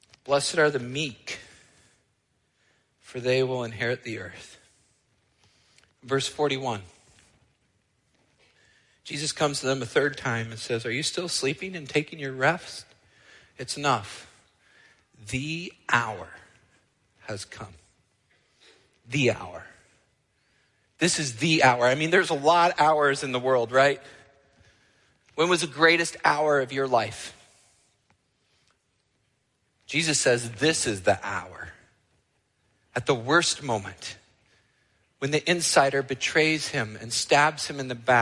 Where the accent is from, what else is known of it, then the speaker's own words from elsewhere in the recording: United States; also born or lived in Canada; I am an American, so that's my culture